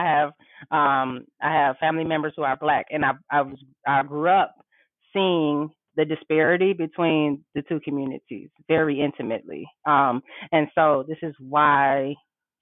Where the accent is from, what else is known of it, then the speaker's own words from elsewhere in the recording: Detroit, Michigan, United States; I was raised in Detroit, went to DPS all my life